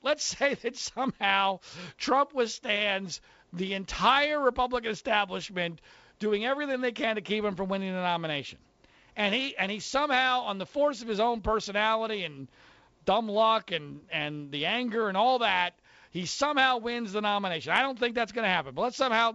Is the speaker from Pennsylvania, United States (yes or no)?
yes; Philadelphia, Pennsylvania, United States; now in California, United States; I grew up in the Philadelphia area